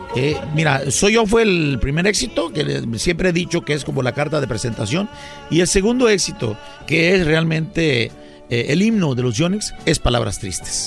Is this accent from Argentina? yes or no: no; San Luis de la Loma, Guerrero, Mexico; also born or lived in Acapulco; un pueblo que se llama San Luis, San Luis de la Loma, del estado de Guerrero, en la Costa Grande.